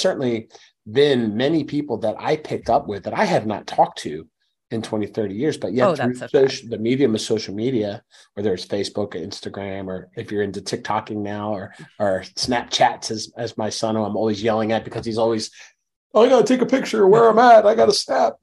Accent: Philadelphia, Pennsylvania, United States; the communities that I grew up in the Philadelphia

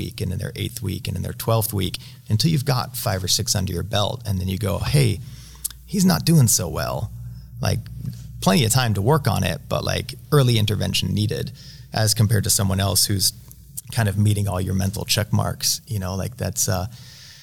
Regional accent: Utah, United States; I'm from Utah

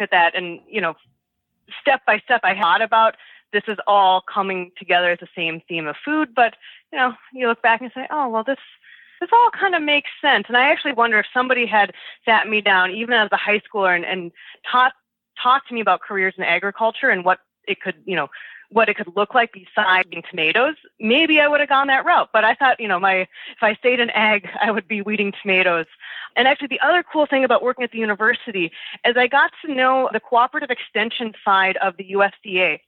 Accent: Minnesota, United States; now in New Jersey, United States; I hail from Minnesota, outside of the Twin Cities area of Minneapolis and St. Paul. And that's where I, I spent my upbringing

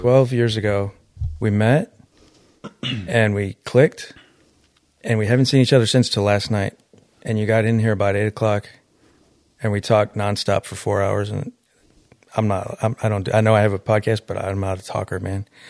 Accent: Detroit, Michigan, United States; I'm from Detroit inner city.

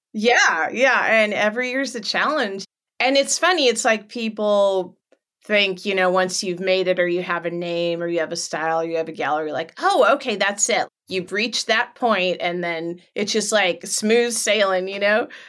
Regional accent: Los Angeles, California, United States; also born or lived in Orange County, California; now in Northern California, United States; I was born in Los Angeles

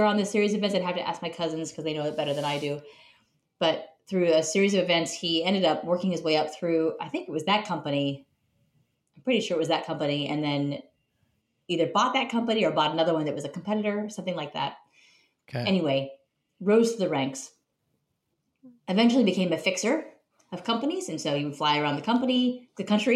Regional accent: Carmel, California, United States; the main street of my hometown, which is Carmel, California

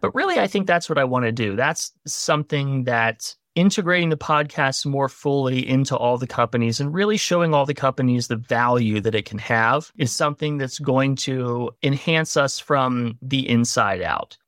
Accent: Gloucester, Virginia, United States; moved away as an adult; also born or lived in Tennessee; Originally from a really little town in Virginia called Gloucester

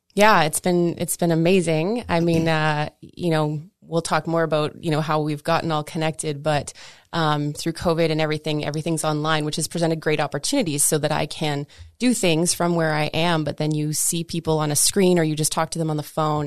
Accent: Canada; I'm metric, right? I'm Canadian

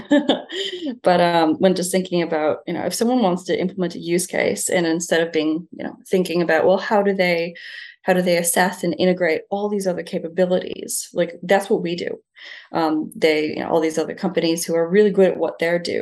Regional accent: Niagara Falls, New York, United States; now in Bondi, Australia; I'm from Niagara Falls in the US

